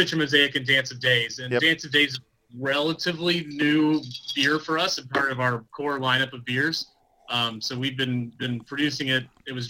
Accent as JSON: {"language": "English", "region": "East Tennessee", "country": "United States", "tie": "born or raised there", "also_born_or_lived": "Washington, D.C.", "moved": "as an adult", "said": "I grew up in East Tennessee and then moved up to D.C. chasing a girl back in the day."}